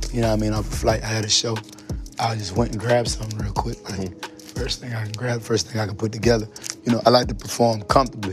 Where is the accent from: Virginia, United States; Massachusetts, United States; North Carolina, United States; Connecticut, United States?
North Carolina, United States; Charlotte; I'm from Charlotte